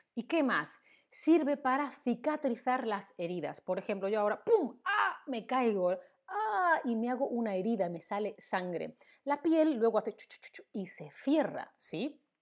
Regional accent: Spain; Yo, que soy de España, yo digo zumo

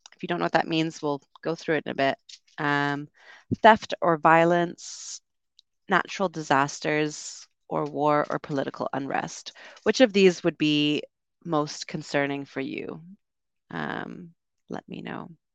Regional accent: Canada; I'm from Canada.

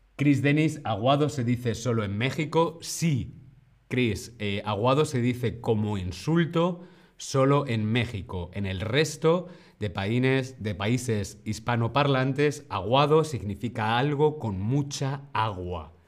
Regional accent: Community of Madrid, Spain; En la región de Madrid, donde yo vengo, donde yo nací

